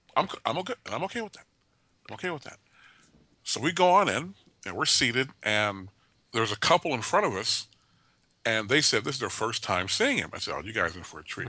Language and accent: English; Oakland, California, United States; moved away as an adult; I grew up in Oakland first twenty-two years of my life